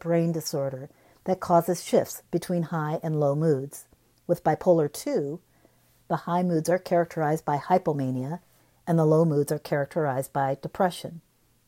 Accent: Cedar Rapids, Iowa, United States; moved away as an adult; I live in Cedar Rapids, where I was born and raised

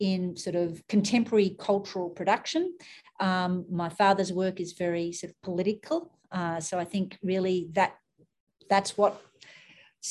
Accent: Sydney, New South Wales, Australia; moved away as an adult; now in United States; So I grew up in Australia. I grew up in Sydney, and my family lived in the heart of Sydney.

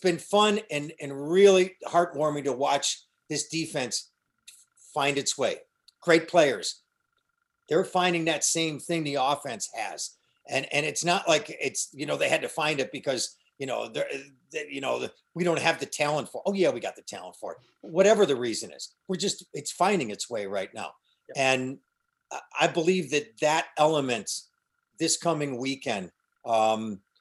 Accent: Cheektowaga, New York, United States; moved away; My hometown

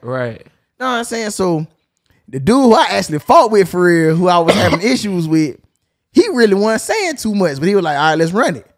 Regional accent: Chicago, Illinois, United States; I'm from Chicago. I'm a GD

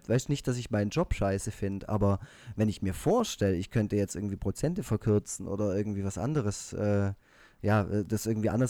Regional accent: Baden-Württemberg, Germany; accent: Swabian; wenn ich ähm, Schwäbisch laber, dass die Leute äh, außerhalb von Süddeutschland ähm, äh, vor Schreck einen Herzinfarkt bekommen.

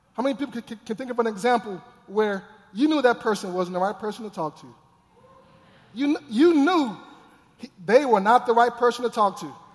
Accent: Texas, United States; I grew up in Texas

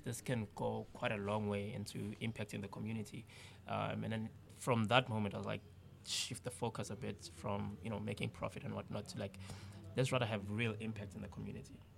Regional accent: South Africa; we grew up in the townships

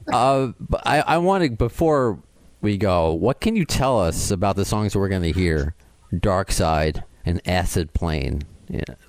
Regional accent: New York, United States; I'm a New Yorker

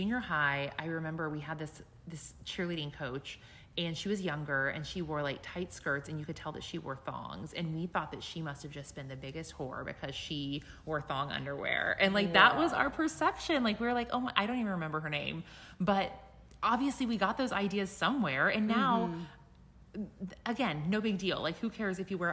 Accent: Midwest, United States; I grew up in the Midwest and very close to an area called the Bible Belt

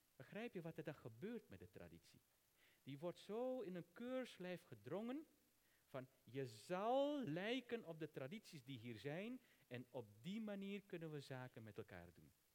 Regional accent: Netherlands; Ik ben een Nederlander die de Hindoese traditie aanhangt. Ik ben geen Indiër. Ik ben geen Surinamer.

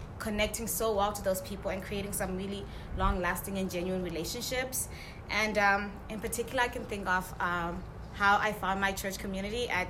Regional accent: Zimbabwe; moved away as an adult; now in United States; I'm an international student. I'm from Zimbabwe

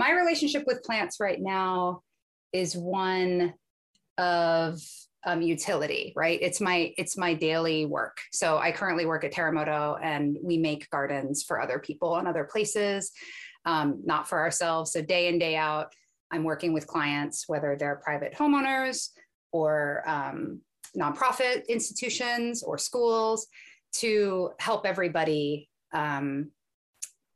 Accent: Arlington, Virginia, United States; I was born and raised outside of Washington, D.C. in Arlington, mm-hmm. Virginia

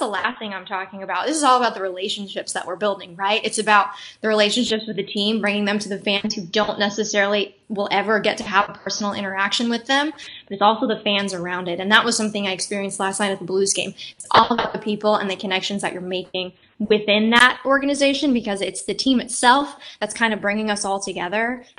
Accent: Tucson, Arizona, United States; moved away; And I came from Tucson, Arizona. So I went from very dry heat, and I'm talking triple digits, was different.

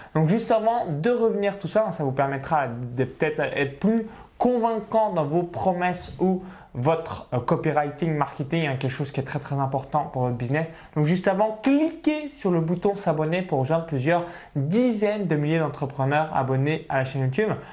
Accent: small village near Chalon-sur-Saône, Bourgogne-Franche-Comté, France; j'ai grandi dans un petit village au milieu euh, voilà, des vaches, donc à, moins de 85 habitants proche de Chalon-sur-Saône

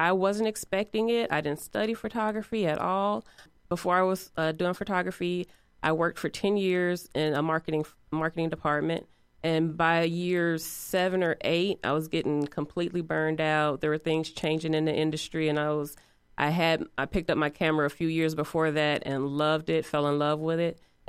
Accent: East Chicago, Indiana, United States; now in Indianapolis, United States; I am originally from Northwest Indiana, East Chicago to be exact. And I have been in Indianapolis for about the past 20 years.

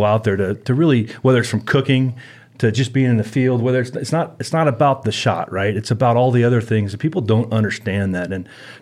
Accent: California, United States; I grew up in California, obviously been a hunter since I was about 12 years

